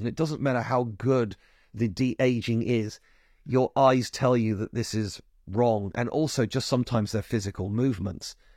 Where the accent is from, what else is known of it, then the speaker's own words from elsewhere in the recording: United Kingdom; as a Brit